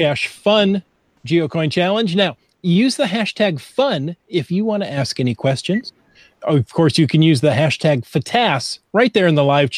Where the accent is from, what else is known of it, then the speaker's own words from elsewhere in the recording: Ohio, United States; moved away; I grew up in Ohio